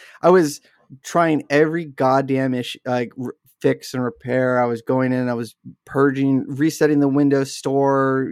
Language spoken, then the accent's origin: English; Wasilla, Alaska, United States; the town I grew up in Wasilla, Alaska